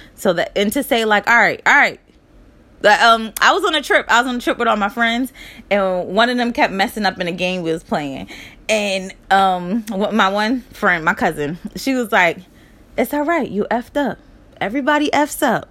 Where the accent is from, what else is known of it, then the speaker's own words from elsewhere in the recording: Charlotte, North Carolina, United States; also born or lived in Newark, New Jersey; I was born in Charlotte, North Carolina